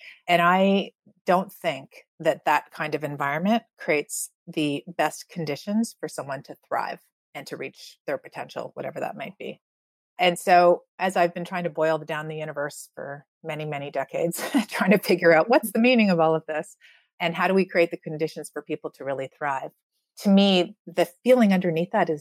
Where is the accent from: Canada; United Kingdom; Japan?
Canada; I grew up in Canada where you're supposed to be free.